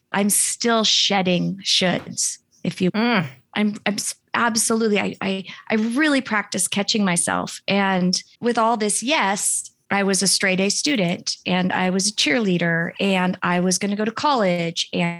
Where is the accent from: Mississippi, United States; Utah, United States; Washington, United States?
Washington, United States; Seattle; born there; I was born in Seattle and I'm fourth generation Seattle on both sides of my family.